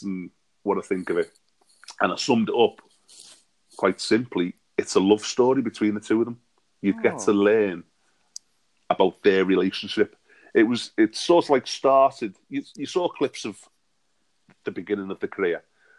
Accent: Bromborough, North West England, United Kingdom; I am from a little town in the Wirral called Bromborough

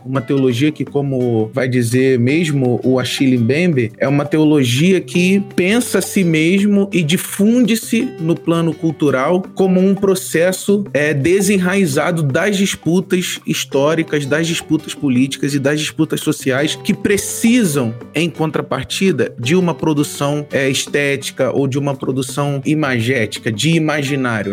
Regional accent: São Gonçalo, Rio de Janeiro, Brazil; moved away as an adult; now in São Paulo, Brazil; eu sou do Rio de Janeiro, de São Gonçalo, no Rio de Janeiro

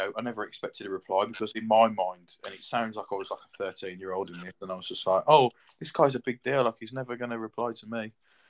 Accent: Birmingham, West Midlands, United Kingdom; now in Worcester, United Kingdom; And I live in Worcester in the UK, originally from Birmingham.

